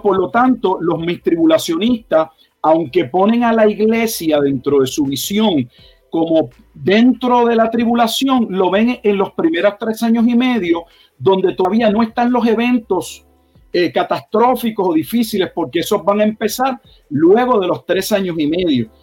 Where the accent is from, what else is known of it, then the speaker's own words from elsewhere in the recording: Puerto Rico; moved away as an adult; also born or lived in Texas; now in Haltom City, United States; Nací en Puerto Rico